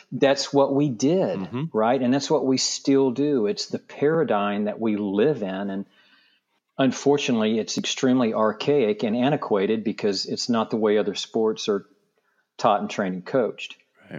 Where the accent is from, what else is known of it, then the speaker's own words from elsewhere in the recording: just north of Tulsa, Oklahoma, United States; now in Palm Beach, United States; I grew up in Oklahoma, just north of Tulsa, in a small town of about 2,500 people